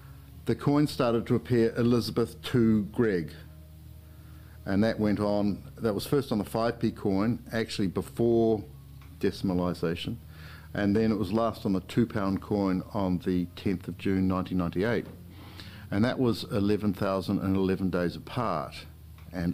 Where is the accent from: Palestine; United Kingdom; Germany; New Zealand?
New Zealand; I grew up in New Zealand.